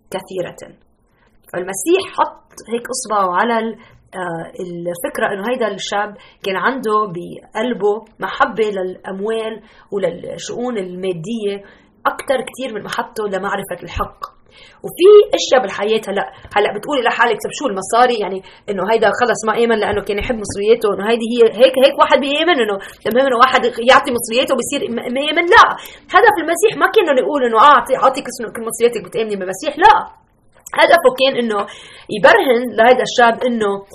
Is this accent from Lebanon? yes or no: yes; Lebanon; now in Chicago, United States; أنا لبنانية